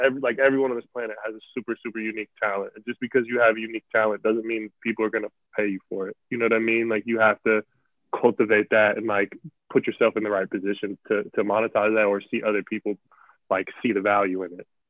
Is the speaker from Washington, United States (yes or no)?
yes; Central Washington, United States; also born or lived in Memphis, Tennessee / Portland, Oregon; now in Seattle area, United States; I grew up in like Central Washington